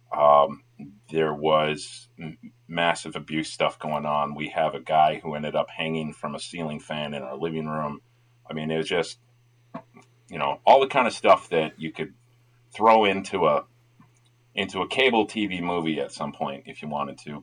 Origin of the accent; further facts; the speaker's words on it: Tennessee, United States; also born or lived in Minnesota; I was born in Minnesota, moved to Tennessee because my parents were going to college in Tennessee at UT Knoxville